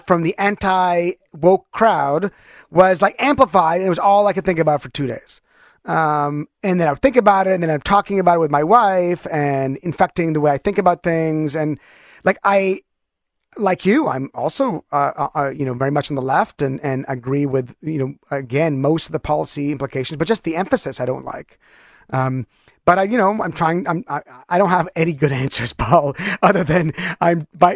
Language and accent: English; Canada; I'm stereotypical Canadian in that way.